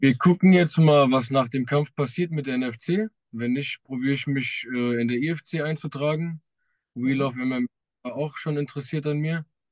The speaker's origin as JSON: {"language": "German", "town": "Wiesbaden", "region": "Hesse", "country": "Germany", "said": "ich komme aus Wiesbaden, ich trainiere auch in Wiesbaden im Streibgym"}